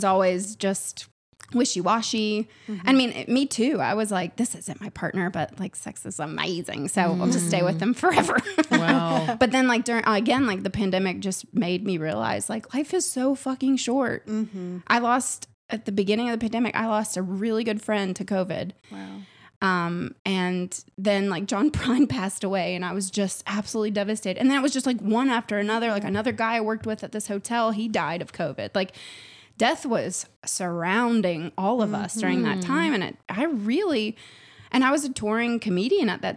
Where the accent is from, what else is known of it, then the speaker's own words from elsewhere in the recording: Nashville, Tennessee, United States; moved away as an adult; also born or lived in New York City; I'm from Nashville. And then I have lived the last 15 years in New York City